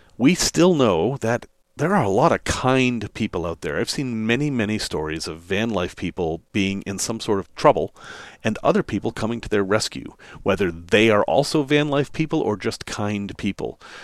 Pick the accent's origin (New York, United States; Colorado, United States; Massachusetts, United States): Massachusetts, United States; Salem; moved away; I grew up in Massachusetts, in the northeastern part of Massachusetts, actually in Salem, Massachusetts.